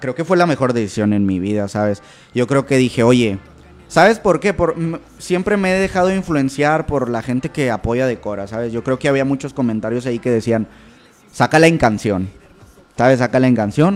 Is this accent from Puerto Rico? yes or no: no; Monterrey, Nuevo León, Mexico; Aquí, aquí, toda la vida, toda la vida he sido de aquí de Monterrey